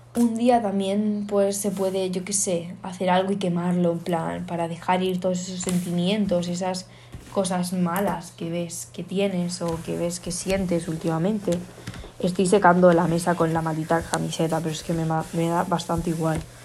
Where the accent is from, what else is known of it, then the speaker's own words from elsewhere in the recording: Canary Islands, Spain; soy de Canarias